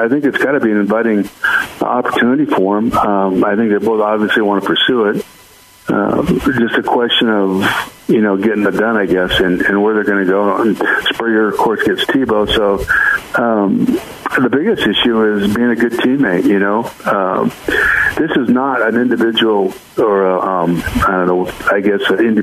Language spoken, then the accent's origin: English; San Diego, California, United States; I grew up on football in San Diego, Aztec football, San Diego State, the Chargers.